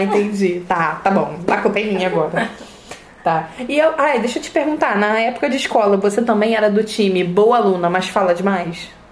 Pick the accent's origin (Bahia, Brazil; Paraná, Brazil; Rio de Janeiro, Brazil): Rio de Janeiro, Brazil; tenho 29 anos, sou carioca e sou fisioterapeuta